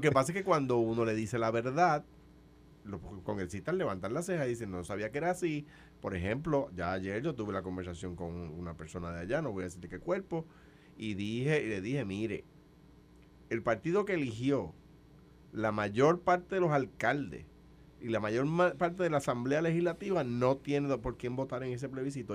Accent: Puerto Rico; Ciudadano de los Estados Unidos, ciudadano de España, pero soy puertorriqueño. yo, no soy un, yo no soy un americano que nació en Puerto Rico

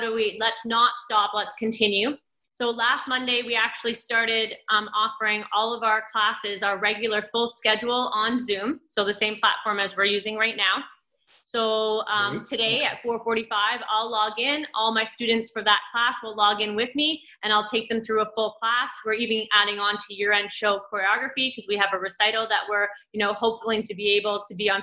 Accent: Cambridge, Ontario, Canada; I grew up in Cambridge.

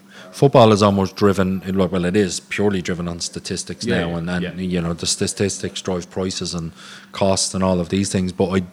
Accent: Ireland; as Irish people

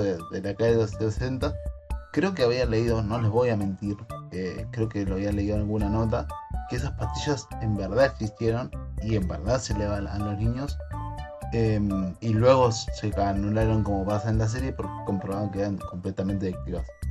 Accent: Argentina; Como todo argentino

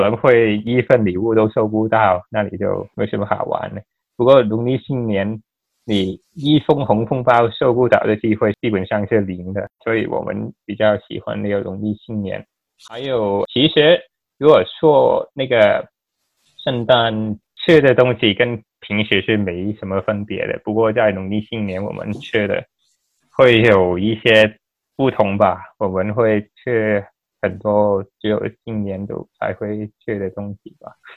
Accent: Hong Kong; moved away as an adult; also born or lived in Aberdeen, Scotland; now in Ireland; 我是来自香港，从香港长大

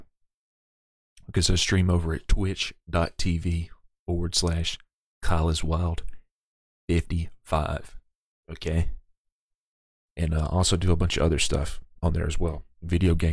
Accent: the South, United States; I'm from the South. And I don't have that hardcore of an accent.

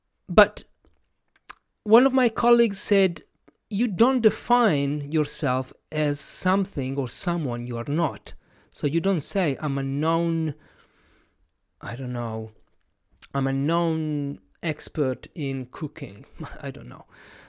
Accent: Italy; first language Italian; English is a second language; And I am one of those because my first language is not English, is Italian. And I define myself as a non-native English speaker.

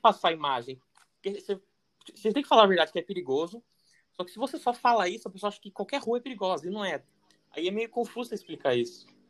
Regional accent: Itatiba, São Paulo, Brazil; moved away; also born or lived in France; a gente é de Tatiba ainda, que é bem tranquilo

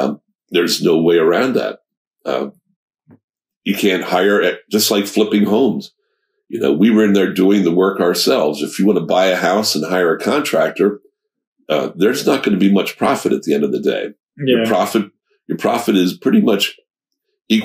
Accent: Lebanon, Pennsylvania, United States; I was born and raised in Lebanon, okay. So I'm a lifelong resident

